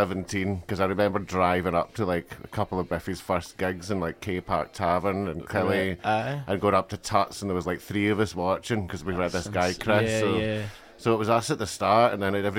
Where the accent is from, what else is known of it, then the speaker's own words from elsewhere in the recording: Alloway, Scotland, United Kingdom; also born or lived in Durham / Galway; when I was 3 and a half years, we moved to like the scheme in Alloway, which isn't a scheme at all.